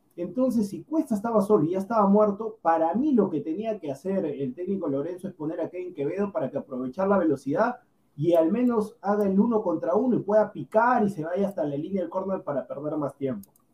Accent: Peru; yo siendo peruano

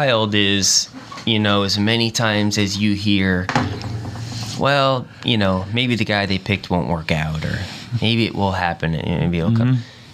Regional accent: New York, United States; moved away as an adult; now in Nashville, United States; my whole family was basically born and raised in New York their whole lives

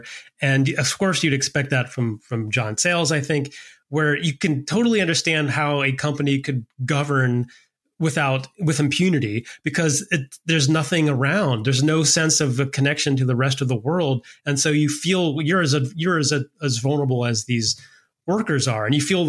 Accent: North Carolina, United States; I grew up in North Carolina, but not in that part of the state

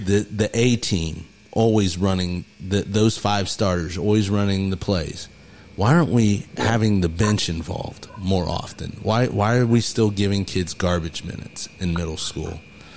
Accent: Mississinewa area, Indiana, United States; we grew up over here in Mississinewall

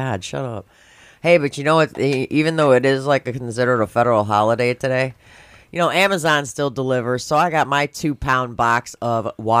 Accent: Schaumburg, Illinois, United States; growing up in Schaumburg

